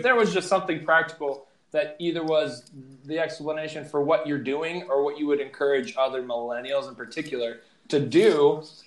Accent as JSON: {"language": "English", "region": "Southwest", "country": "United States", "tie": "born or raised there", "said": "I grew up in the Southwest"}